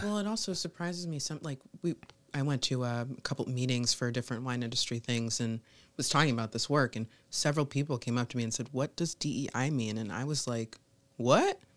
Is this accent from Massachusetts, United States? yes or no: yes; Massachusetts, United States; moved away as an adult; also born or lived in Rochester, New York; now in Rochester area, New York, United States; I was from Massachusetts